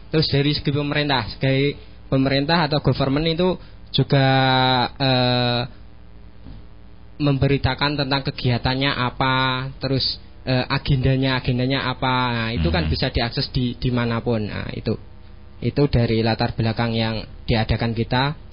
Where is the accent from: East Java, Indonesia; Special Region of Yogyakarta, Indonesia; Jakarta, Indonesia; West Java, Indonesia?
East Java, Indonesia; Bojonegoro; Asli dari Ngeraseh, Dender Bojonegoro.